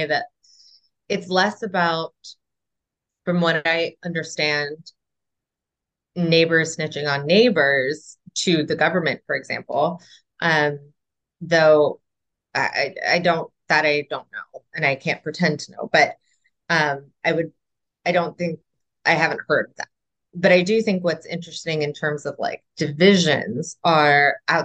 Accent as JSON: {"language": "English", "country": "United States", "moved": "yes", "said": "being an American"}